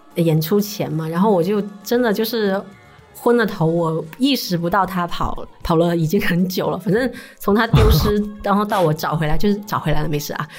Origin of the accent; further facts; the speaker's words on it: Shanwei, Guangdong, China; 我是出生在上海那边嘛。嗯，嗯。然后我们那边就是佛教的那个氛围很好